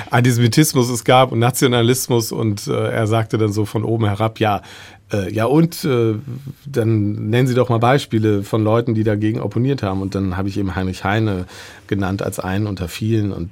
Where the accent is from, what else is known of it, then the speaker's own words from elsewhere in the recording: Gdansk, Pomeranian Voivodeship, Poland; German is a second language; moved away; Ich komme aus Gdansk, also aus Danzig und habe Germanistik studiert.